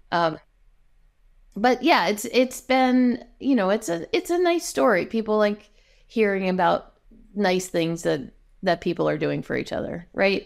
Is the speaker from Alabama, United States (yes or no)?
no; New Jersey, United States; now in Seattle, United States; I grew up in New Jersey